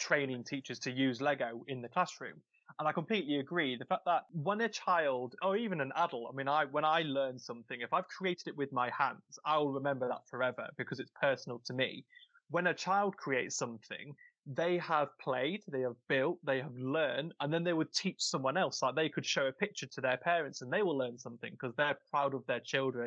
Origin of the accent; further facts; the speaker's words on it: Nottinghamshire, East Midlands, United Kingdom; moved away; I'm originally from Nottinghamshire